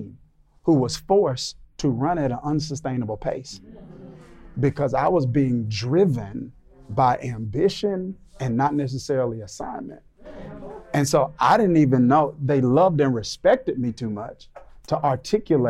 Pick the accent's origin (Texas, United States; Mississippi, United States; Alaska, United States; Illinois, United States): Mississippi, United States; But I grew up in the South. We're in the South now. But I grew up in Mississippi